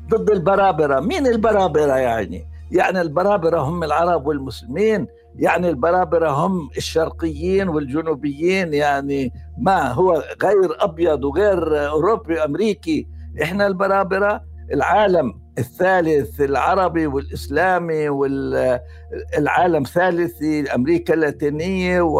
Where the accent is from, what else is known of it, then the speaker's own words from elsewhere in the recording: Palestine; إحنا في حالة جيدة جداً كفلسطينيين